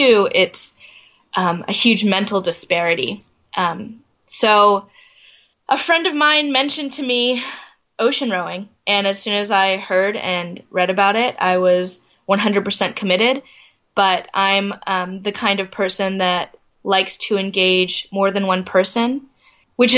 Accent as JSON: {"language": "English", "region": "Florida", "country": "United States", "tie": "born or raised there", "said": "I grew up in Florida"}